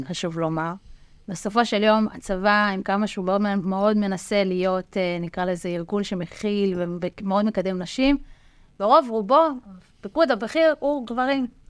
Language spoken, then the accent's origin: Hebrew; Rishon LeZion, Central District, Israel; אני גדלתי וחונכתי בראשון לציון, גם היום אני גרה שם